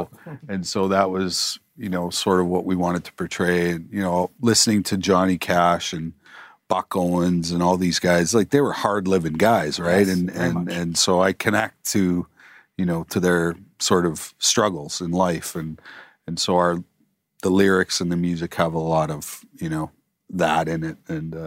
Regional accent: Manitoba, Canada; I grew up sort of in the Duck Mountains of northern Manitoba, northwest Manitoba

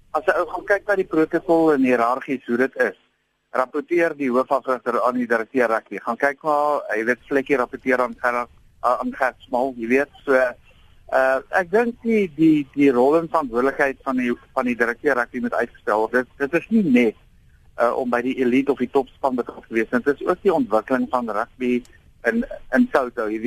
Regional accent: South Africa; now in United States; alhoewel ek in Amerika afrig, uh volg ek die nuus in Suid-Afrika en jy weet ek is 'n patriotiese Suid-Afrikaner, Springbok en Suid-Afrikaanse rugby ondersteuner.

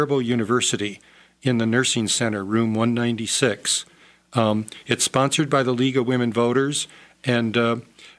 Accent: United States; we Americans

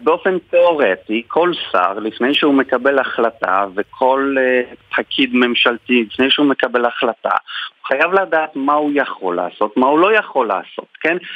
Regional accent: Poland; moved away as an adult; now in Israel; אני גדלתי בפולין, אז אה, למדתי משפטים ואז עליתי לארץ

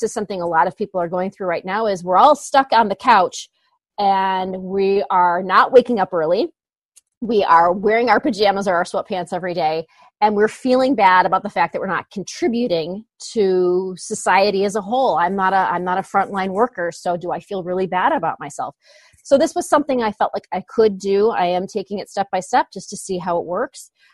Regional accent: Northwest Indiana, United States; We're from Northwest Indiana

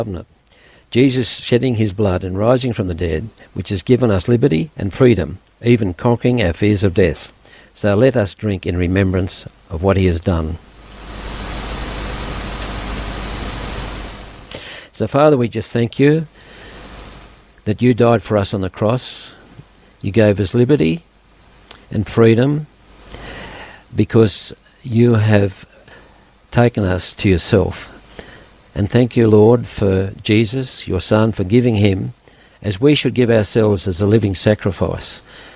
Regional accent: Dubbo, New South Wales, Australia; also born or lived in Balladoran / Yeoval; now in Orange, Australia; that's where I was born in Dubbo, bred there

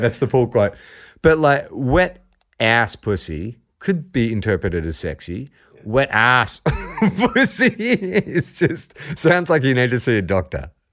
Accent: Australia; We're not from Aussie, we are Aussie

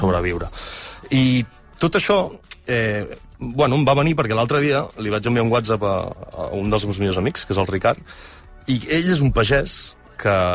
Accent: El Pla del Penedès, Catalonia, Spain; som del Pla del Penedès, tots dos

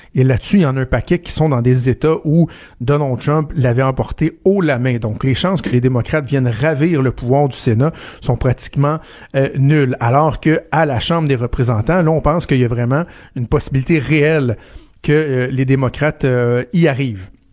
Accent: Quebec, Canada; chez nous au Québec

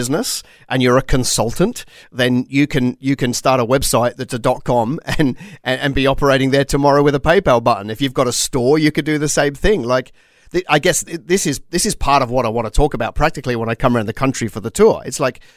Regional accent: Australia; As an Australian

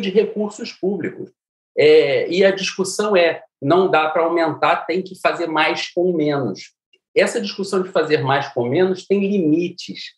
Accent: Niterói, Rio de Janeiro, Brazil; moved away; Eu saí de Niterói, de uma família classe média

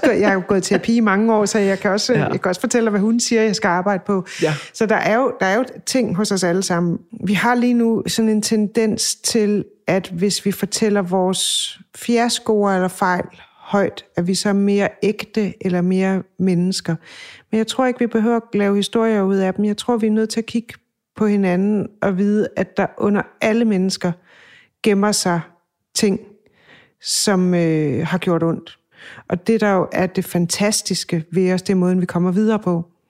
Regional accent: Funen, Southern Denmark, Denmark; moved away; hjemme på Fyn

